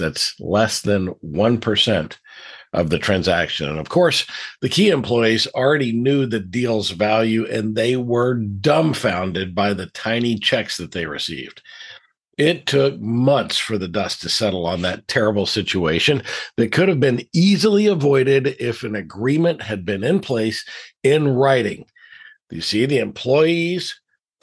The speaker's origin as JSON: {"language": "English", "region": "Deep South", "country": "United States", "tie": "born or raised there", "said": "I grew up in the Deep South"}